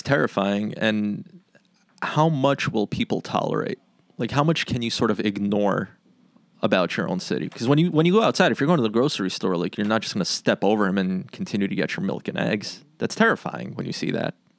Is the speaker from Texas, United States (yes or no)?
no; New York City, New York, United States; I was born in Queens, spent my whole life in Queens.